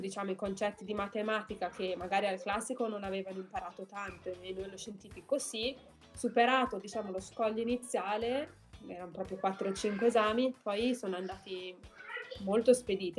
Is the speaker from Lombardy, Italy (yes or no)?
yes; Milan, Lombardy, Italy; moved away as an adult; also born or lived in Netherlands / Germany; now in United States; io sono di Milano, quindi dovevo abitare con i miei genitori